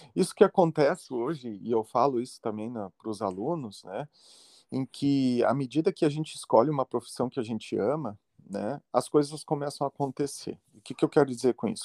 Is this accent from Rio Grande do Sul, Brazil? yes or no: yes; Santa Maria, Rio Grande do Sul, Brazil; eu sou natural de Santa Maria, que é uma cidade de interior aqui do, do Rio Grande do Sul